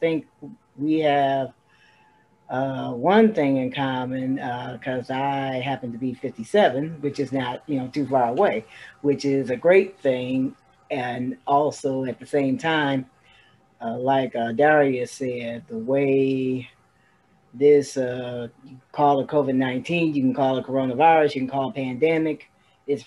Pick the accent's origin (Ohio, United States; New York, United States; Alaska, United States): Ohio, United States; Toledo; my hometown, Toledo, Ohio